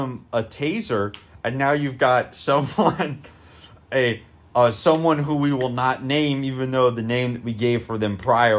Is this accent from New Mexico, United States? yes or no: yes; New Mexico, United States; You mean New Mexico, the place where we're both from.